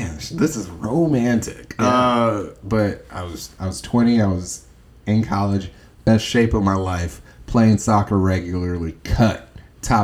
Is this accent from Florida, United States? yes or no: no; Chicago, Illinois, United States; moved away as an adult; now in Huntsville, United States; Born and raised in Chicago